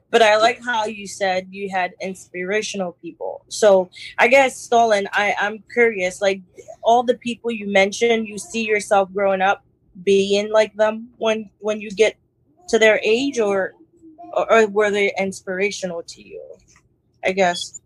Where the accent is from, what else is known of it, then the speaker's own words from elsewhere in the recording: New York City, New York, United States; we we we grew up in Brooklyn